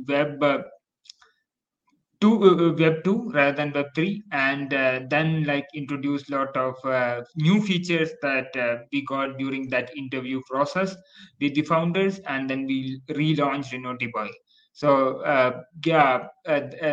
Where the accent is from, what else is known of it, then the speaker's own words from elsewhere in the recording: India; I'm from India